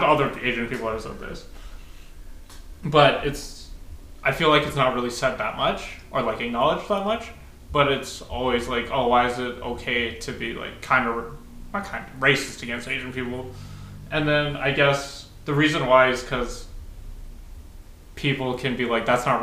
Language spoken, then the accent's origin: English; Calgary, Alberta, Canada; moved away as an adult; now in Lower Mainland, Canada; I grew up in Calgary.